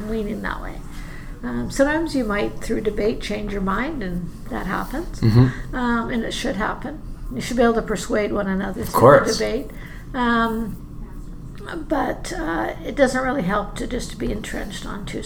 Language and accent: English; BC, British Columbia, Canada; moved away as an adult; now in Edmonton, Canada; I grew up in BC, like you.